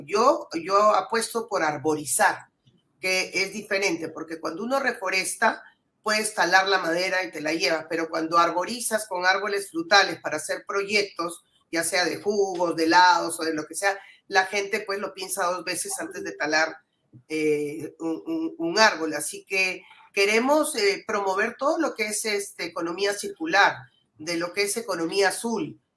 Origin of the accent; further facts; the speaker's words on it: Piura, Peru; soy piurana y amo mi, tierra